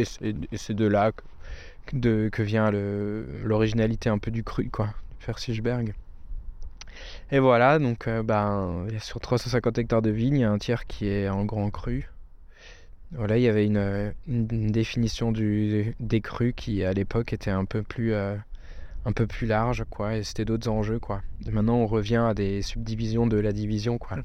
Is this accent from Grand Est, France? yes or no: yes; near Colmar, Alsace, Grand Est, France; chez nous, bah, on est près de Colmar